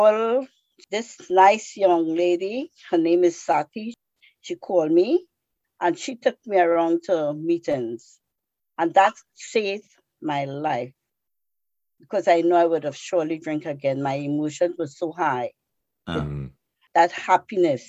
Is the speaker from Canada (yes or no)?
no; Trinidad & Tobago; moved away as an adult; now in United States; I came from Trinidad. Trinidad in the West Indies, where I was born, is the land of steel band music and calypso